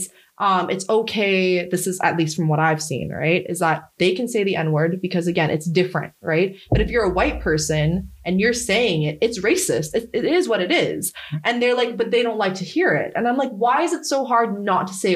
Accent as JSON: {"language": "English", "country": "Canada", "tie": "born or raised there", "said": "I grew up in Canada."}